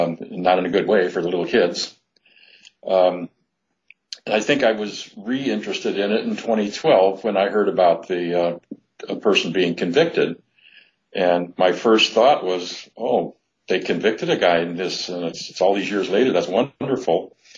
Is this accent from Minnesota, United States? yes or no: no; Sycamore, Illinois, United States; I was born in Sycamore, which was the city, or actually the small town, where the crime occurred. I grew up nearby